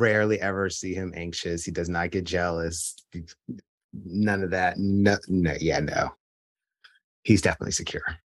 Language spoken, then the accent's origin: English; New Jersey, United States; I'm from New Jersey